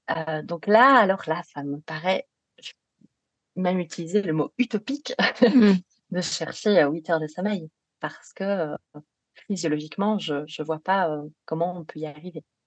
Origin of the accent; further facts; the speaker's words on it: Belgium; accent: Belgian; je suis belge, ce qui explique euh, un petit accent éventuellement